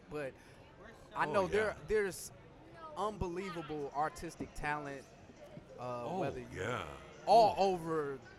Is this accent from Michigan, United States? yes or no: yes; Detroit, Michigan, United States; I'm a Michigan boy, you know, and I know, while I'm from Detroit.